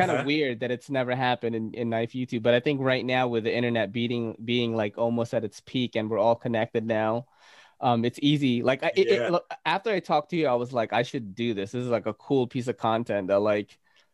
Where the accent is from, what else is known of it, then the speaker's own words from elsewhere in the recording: Naga, Bicol Region, Philippines; Guess what city I was born in the Philippines? Naga City